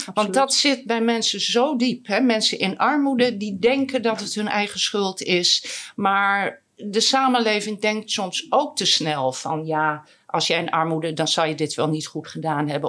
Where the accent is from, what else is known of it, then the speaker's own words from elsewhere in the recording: Groningen, Netherlands; ik ben ook Groninger